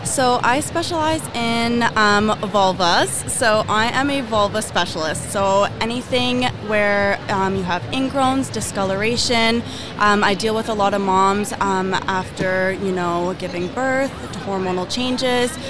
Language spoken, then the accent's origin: English; Alabama, United States; I'm from Alabama